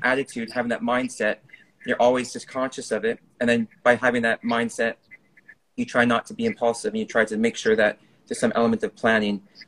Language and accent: English; Canada; moved away; I was born in Canada, raised in Canada